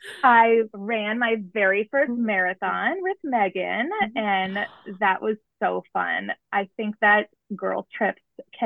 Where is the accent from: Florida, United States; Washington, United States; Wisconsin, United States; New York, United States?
Florida, United States; South; moved away as an adult; she and my dad moved to South Florida where I grew up.